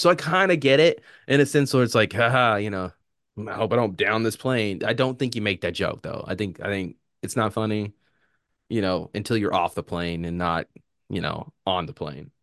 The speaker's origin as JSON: {"language": "English", "country": "United States"}